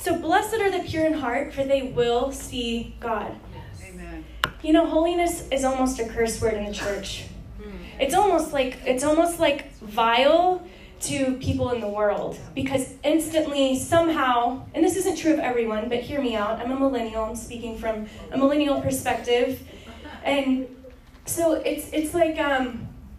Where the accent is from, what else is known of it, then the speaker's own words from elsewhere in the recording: Texas, United States; I'm from Texas